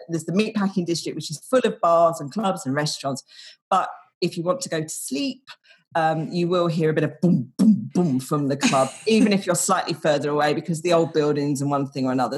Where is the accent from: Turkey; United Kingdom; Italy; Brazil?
United Kingdom; now in Denmark; I'm British